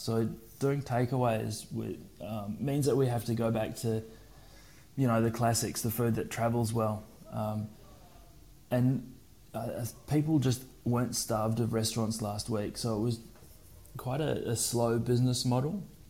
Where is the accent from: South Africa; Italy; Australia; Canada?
South Africa; moved away as an adult; I was born and raised in South Africa. And then when I was 18, I did what every other South African kid normally did